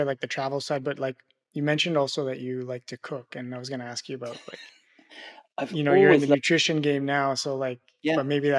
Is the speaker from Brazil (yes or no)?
no; Montreal, Quebec, Canada; moved away as an adult; now in Europe; I've recently moved. I grew up and lived in Montreal whole life, moved to Europe.